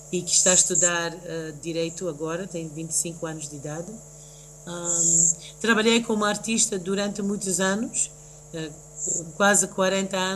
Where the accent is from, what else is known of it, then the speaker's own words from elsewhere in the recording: Mozambique; also born or lived in New York, United States; Eu nasci em Nova Iorque um